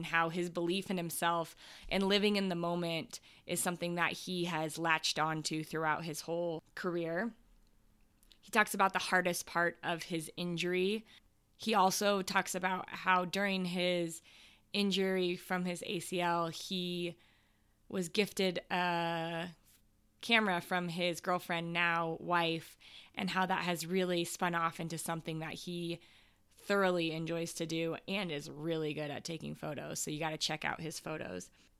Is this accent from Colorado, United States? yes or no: yes; Denver, Colorado, United States; born or raised there